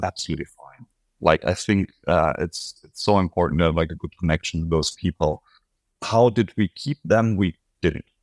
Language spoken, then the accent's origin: English; Berlin, Germany; I'm from Berlin